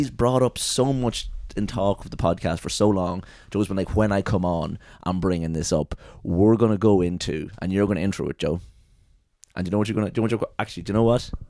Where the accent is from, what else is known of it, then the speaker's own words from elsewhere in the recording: England, United Kingdom; I am from England and in England right now.